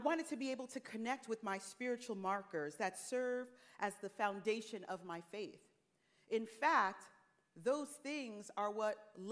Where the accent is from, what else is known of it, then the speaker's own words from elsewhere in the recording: Teaneck, New Jersey, United States; Teaneck, New Jersey, my hometown